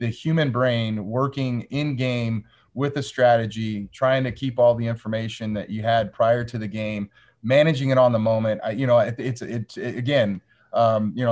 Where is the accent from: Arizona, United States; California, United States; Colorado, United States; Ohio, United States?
Arizona, United States; Northwest; I grew up in Northwest Arizona